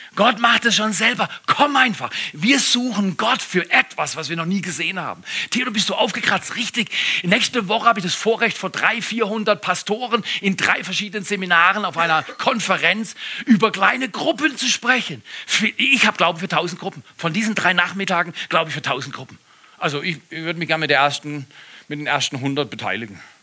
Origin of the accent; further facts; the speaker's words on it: Freiburg im Breisgau, Baden-Württemberg, Germany; now in Todtmoos, Germany; Als Freiburger